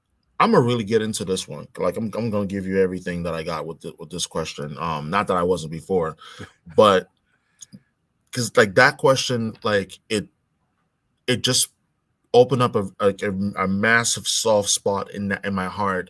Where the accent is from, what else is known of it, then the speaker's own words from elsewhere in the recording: New York City, New York, United States; also born or lived in Boston area, Massachusetts; now in Boston, United States; when I was 7, 8 years old, growing up in New York, growing up in Brooklyn, New York